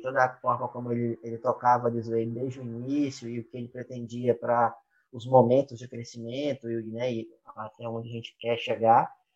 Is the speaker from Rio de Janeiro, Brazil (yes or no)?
no; Uberaba, Minas Gerais, Brazil; moved away as an adult; also born or lived in Belo Horizonte, Brazil / Canada; now in Salvador, Brazil; eu sou nasci em Belo Horizonte, fui criado no interior de Minas, em Beraba.